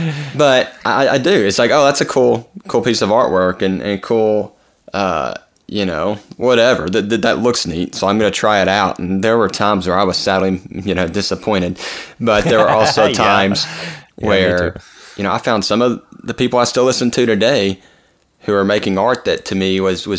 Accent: Arkansas, United States; some of the stuff I grew up around, and we're from Arkansas, like, country music was always around.

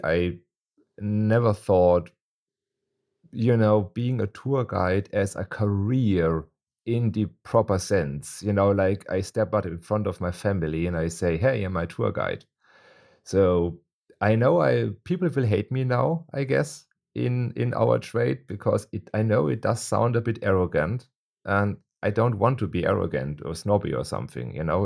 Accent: Munich, Bavaria, Germany; I am born in Munich and I am Bavarian

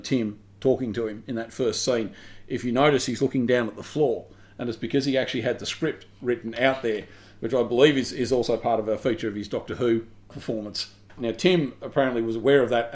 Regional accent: Melbourne, Victoria, Australia; growing up in Melbourne, which for non-Australian listeners is a Australian rules town

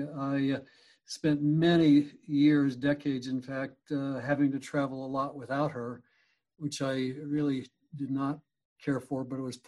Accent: Pueblo, Colorado, United States; also born or lived in Denver, Colorado; So I was born in Pueblo, Colorado, which is a steel town known in the U.S. as the Pittsburgh of the West back then.

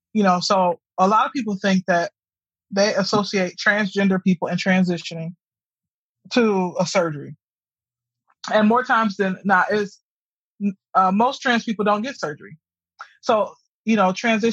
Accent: Detroit, Michigan, United States; moved away; I'm from Detroit. When I'm going back to Detroit, predominantly, I see relatives

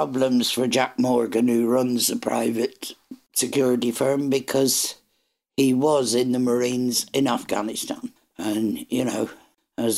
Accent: Ireland; I'm Irish.

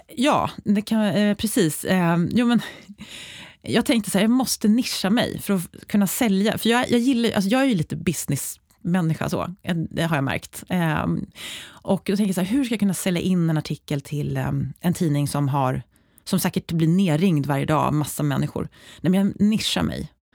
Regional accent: Uppsala, Uppsala County, Sweden; fick jobb på en, ett företag i Uppsala, där jag är uppväxt

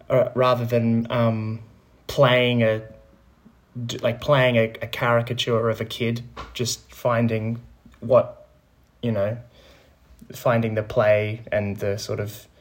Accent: Melbourne, Victoria, Australia; moved away as an adult; now in Sydney, Australia; I had to move over from Melbourne. I'm from Melbourne originally, so moved

